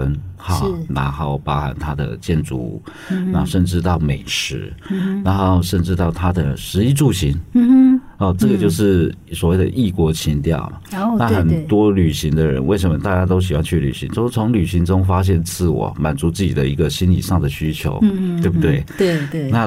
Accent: Pingtung County, Taiwan; 你跟他讲说：“哦，我们来自屏东啊啊，

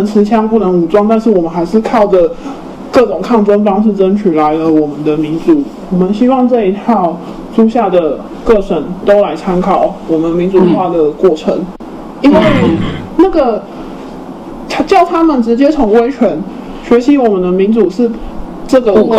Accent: Taiwan; 不是说我们台湾人的荒谬这样

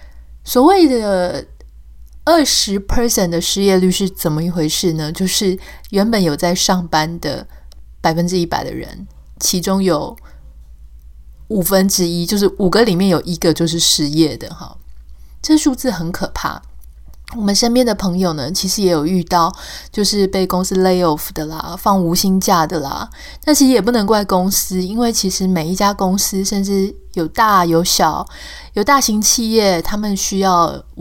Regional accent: Taiwan; now in United States; 但我们心里还是，嗯、呃，台湾还是我们的故乡。我们很希望能够在心里面感觉到，嗯、呃，家乡是好好的。

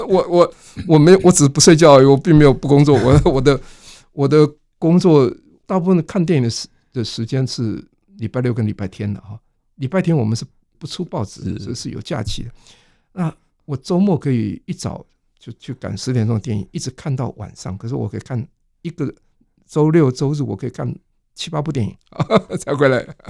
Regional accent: Taiwan; also born or lived in Taipei; 我是在乡村里长大的啊，乡村是一个没有任何文化资源的地方啊

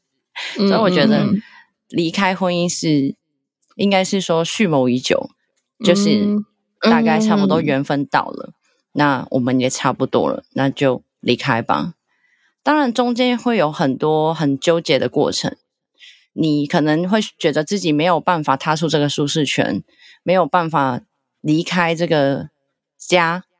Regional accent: Hong Kong; moved away as an adult; now in Taiwan; 因为我不是台湾人。因为我是香港的，

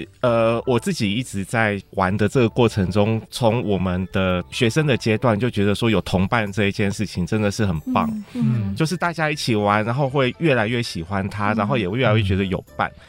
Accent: Tainan, Taiwan; moved away; 因为我小时候在南部，然后我们在台南的那个地方

